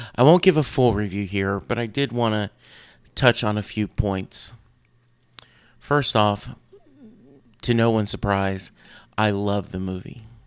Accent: Louisiana, United States; an old white guy growing up in Louisiana

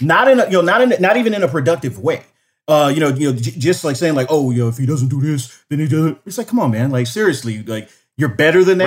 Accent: Los Angeles, California, United States; moved away as an adult; now in Tucson, United States; I grew up in Los Angeles at, you know, during the eighties and nineties

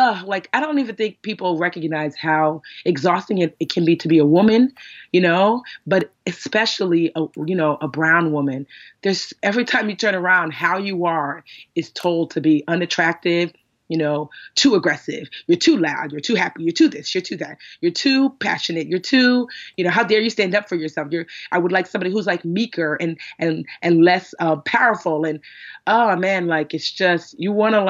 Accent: Westfield, United States; I grew up in Westfield, which is, like I said, majority white and very, very small

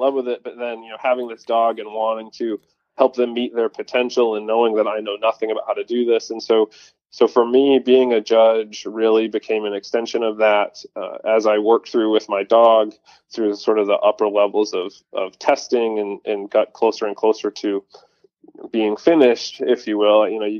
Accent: Northeast, United States; So for context, I grew up in the Northeast as a deer hunter.

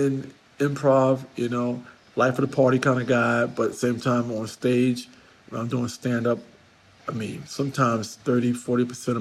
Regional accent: New York, United States; I'm a New Yorker

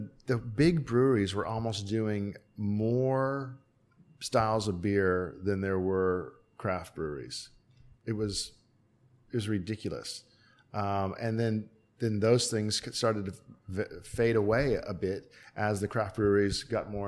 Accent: Hawaii, United States; moved away as an adult; now in Australia; I was from Hawaii

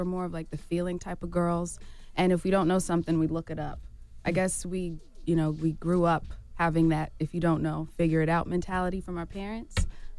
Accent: Atlanta, Georgia, United States; Yeah, so we're from Atlanta, Georgia. And mm-hmm. we were singing around town.

